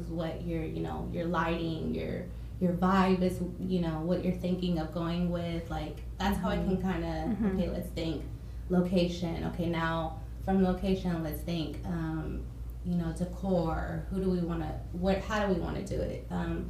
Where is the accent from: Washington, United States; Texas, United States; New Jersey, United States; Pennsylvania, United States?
Texas, United States; Dallas; also born or lived in Midlothian, Texas; I'm from Dallas. Born and raised in Dallas